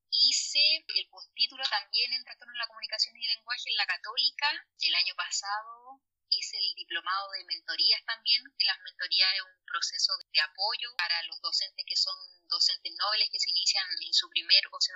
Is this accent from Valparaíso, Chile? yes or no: yes; Valparaíso, Chile; also born or lived in Santiago; 11 años me vine a vivir al paraíso, así que ya soy por mí. Eh … soy de Valparaíso, a pesar que mi inicios yo soy santiaguina, pero la verdad que no me siento santiaguina